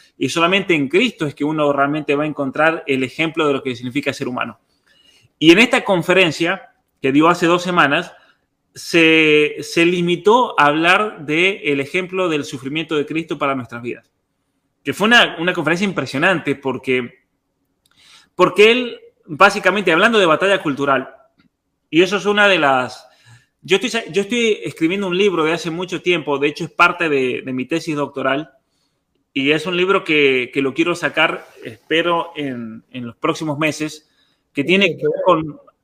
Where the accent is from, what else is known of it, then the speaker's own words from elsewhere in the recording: Argentina; en Argentina, una cosa que yo siempre agradezco de haber crecido en un lugar donde todos éramos todos, no importa si uno tenía más o menos, éramos todos argentinos